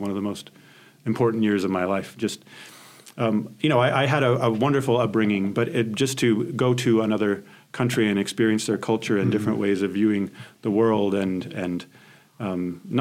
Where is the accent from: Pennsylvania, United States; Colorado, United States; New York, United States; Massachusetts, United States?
Colorado, United States; Colorado Springs; moved away as an adult; also born or lived in Grand Junction, Colorado / France / Columbia, Missouri / Tallahassee, Florida; now in Chadron, United States; my family moved to Colorado Springs. And so all of my schooling, elementary, middle school, and high school was in Colorado Springs.